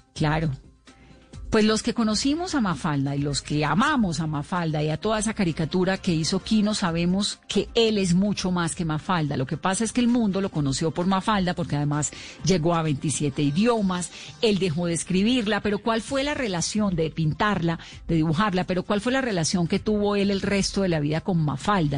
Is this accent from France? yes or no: no; Colombia; aquí en Colombia